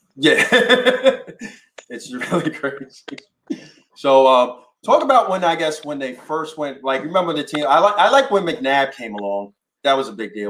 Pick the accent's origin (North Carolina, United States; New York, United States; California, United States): New York, United States; I'm born and raised in New York